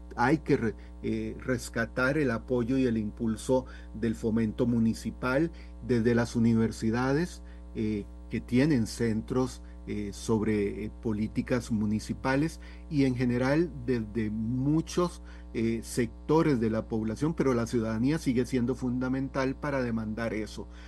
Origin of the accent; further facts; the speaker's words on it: Costa Rica; also born or lived in San Rafael de Heredia; como costarricenses